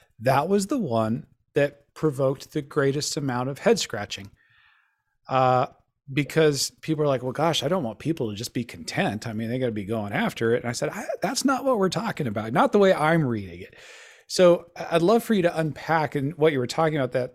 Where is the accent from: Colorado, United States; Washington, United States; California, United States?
Colorado, United States; I grew up in Colorado